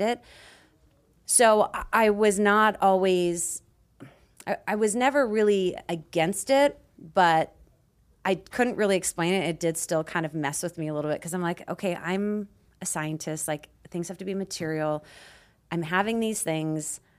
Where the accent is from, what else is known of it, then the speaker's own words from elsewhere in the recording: Peace River, Alberta, Canada; moved away; I grew up in Canada in a very small town called Peace River